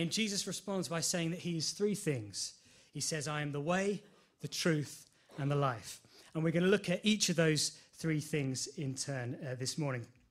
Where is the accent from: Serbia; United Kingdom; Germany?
United Kingdom; Enfield, London; I'm from Enfield all my life, so I know, I know London quite well.